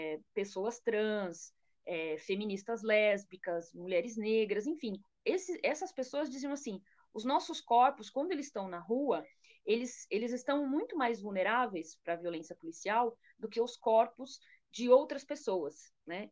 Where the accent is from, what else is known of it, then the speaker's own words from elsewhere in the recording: Brazil; como brasileira